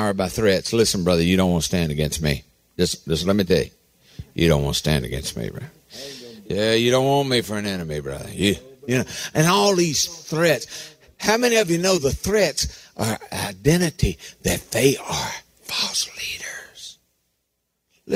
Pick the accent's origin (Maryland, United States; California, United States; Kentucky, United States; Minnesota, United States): Kentucky, United States; Harlan County; I was raised in Harlan County